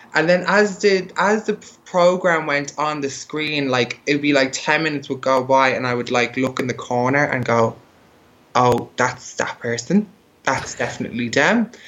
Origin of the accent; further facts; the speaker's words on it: Dublin, Leinster, Ireland; moved away; also born or lived in Berlin; I'm from Ireland, so I'm from Dublin, and like Dublin's still pretty kind of like a closed-minded place